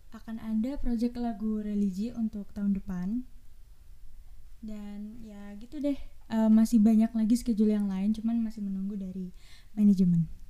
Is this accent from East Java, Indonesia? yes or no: yes; Malang, East Java, Indonesia; aku berasal dari Kota Malang